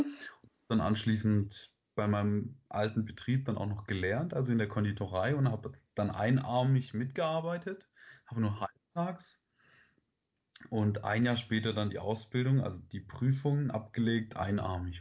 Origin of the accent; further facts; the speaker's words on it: Stuttgart area, Baden-Württemberg, Germany; moved away as an adult; now in Heidelberg, Germany; Ich komme ursprünglich aus dem Raum Stuttgart